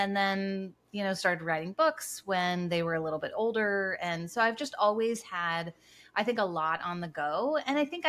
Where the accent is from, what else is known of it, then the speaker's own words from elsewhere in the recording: United States; moved away as an adult; also born or lived in Toronto, Canada; now in Cincinnati, United States; my husband and I were born and raised in the States